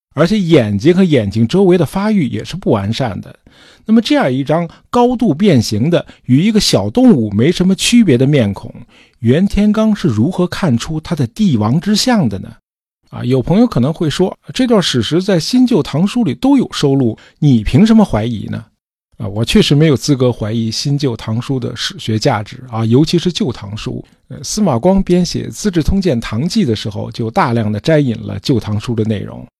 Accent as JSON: {"language": "Chinese", "country": "China", "said": "我们中国人不能算是有宗教信仰的民族"}